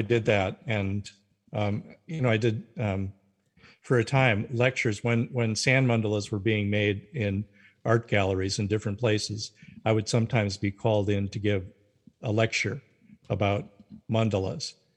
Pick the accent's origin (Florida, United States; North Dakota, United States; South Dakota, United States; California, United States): North Dakota, United States; moved away as an adult; also born or lived in Carlisle, Pennsylvania; I was raised in North Dakota as a Lutheran